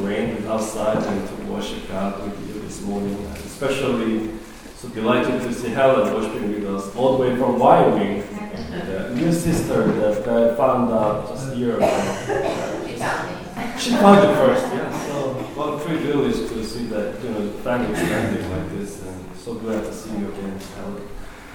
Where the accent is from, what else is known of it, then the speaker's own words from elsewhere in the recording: South Korea; moved away; when I was growing up in Korea